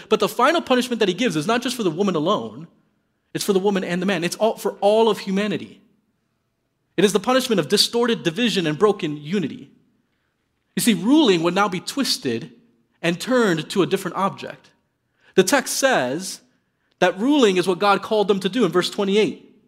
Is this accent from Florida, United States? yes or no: yes; Miami, Florida, United States; moved away as an adult; also born or lived in Midwest; I grew up in Miami, Florida.